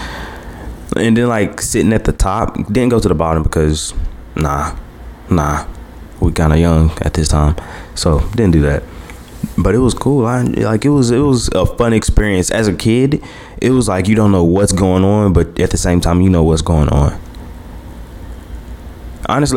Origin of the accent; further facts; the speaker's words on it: Hammond, Louisiana, United States; I came from Hammond